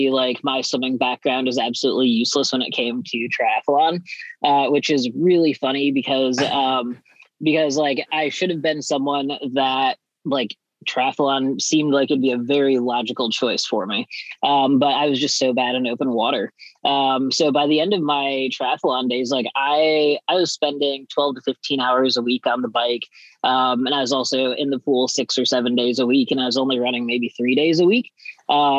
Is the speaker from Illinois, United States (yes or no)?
yes; Ottawa, Illinois, United States; moved away as an adult; also born or lived in Boulder, Colorado; I'm from Ottawa, Illinois, a small town of like 18,000 people